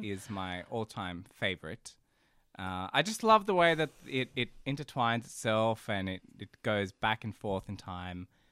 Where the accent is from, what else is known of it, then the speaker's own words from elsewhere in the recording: Central Coast, New South Wales, Australia; accent: Australian; also born or lived in Brazil / Sydney; I was four when I moved over here